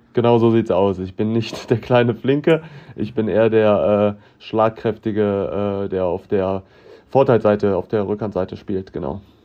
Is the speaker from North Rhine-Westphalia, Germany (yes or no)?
yes; Cologne, North Rhine-Westphalia, Germany; für mich als Kölner